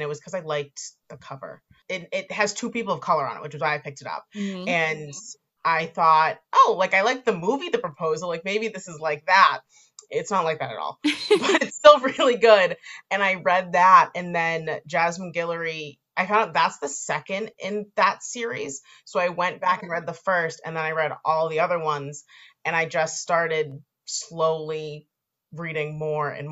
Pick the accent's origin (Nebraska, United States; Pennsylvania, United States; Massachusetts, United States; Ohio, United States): Massachusetts, United States; Boston; I'm from Boston.